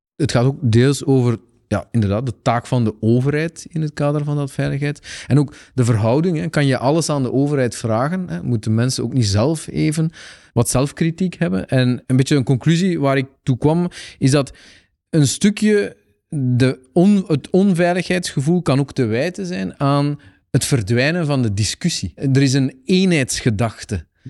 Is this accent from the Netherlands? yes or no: no; Aalst, Flanders, Belgium; als Aalstenaar